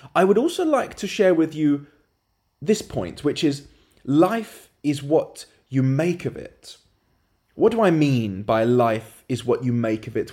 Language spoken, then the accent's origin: English; London, United Kingdom; moved away; Currently in London, my hometown